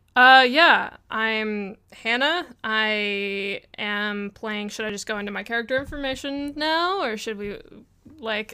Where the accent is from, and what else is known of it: Springfield, Missouri, United States; born or raised there